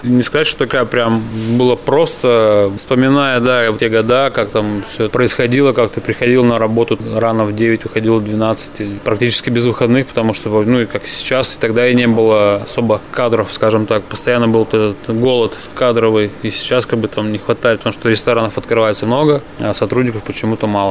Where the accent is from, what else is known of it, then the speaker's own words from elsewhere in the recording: Kuznechikha, Yaroslavl Oblast, Russia; Родился я под Ярославлем. Я деревенский житель, до сих пор там и живу. Деревня Кузнечиха